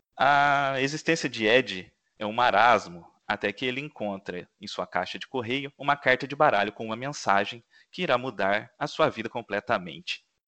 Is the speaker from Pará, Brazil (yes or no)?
no; Minas Gerais, Brazil; moved away; Eu estive em Minas Gerais, é, passei o fim de semana lá na minha cidade